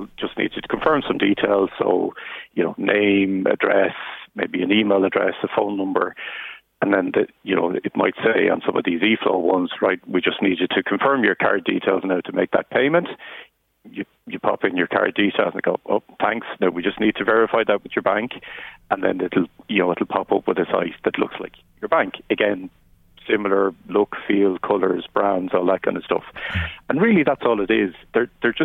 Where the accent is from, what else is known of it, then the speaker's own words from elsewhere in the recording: Wicklow, Leinster, Ireland; I'm from Wicklow